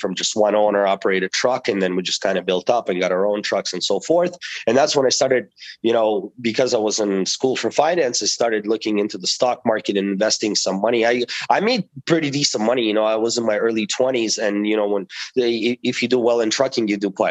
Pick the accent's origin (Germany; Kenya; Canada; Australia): Canada; Toronto, Ontario; also born or lived in Russia; I grew up in Toronto. I am from an immigrant family. We immigrated to Toronto when I was 12 years old from Russia, and I grew up there.